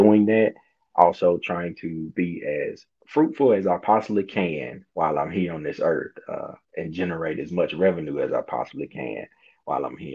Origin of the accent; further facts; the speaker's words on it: Hazlehurst, Mississippi, United States; born and raised in Hazelhurst, Mississippi